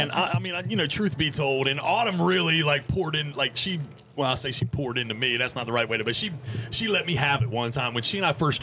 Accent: Outer Banks, North Carolina, United States; being a native of the Outer Banks

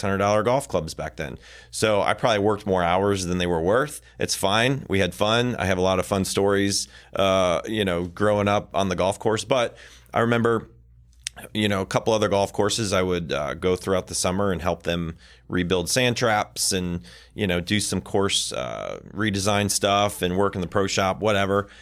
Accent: Michigan, United States; I worked at a lot of golf courses growing up in Michigan

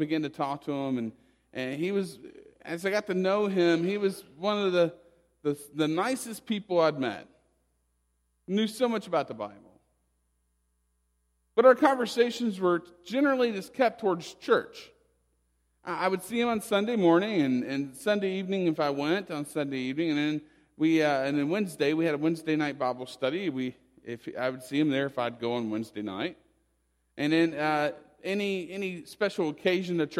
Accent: West Virginia, United States; moved away; I'm originally from West Virginia, and my home state is underwater

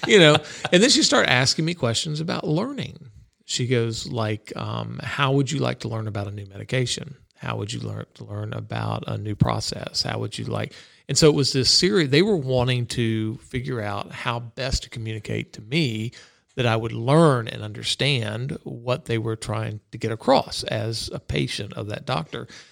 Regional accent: Florida, United States; growing up in Florida

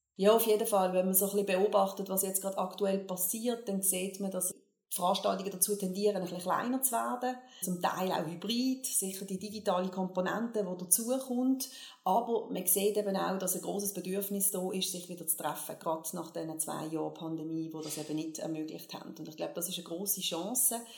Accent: Basel, Basel-Stadt, Switzerland; Ja, ich bin Baslerin. Ich bin in Basel geboren und aufgewachsen.

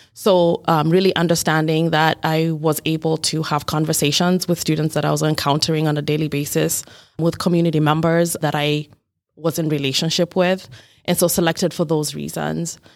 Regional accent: Kenya; moved away as an adult; now in Rochester, United States; I was born and raised in Kenya, which is in East Africa

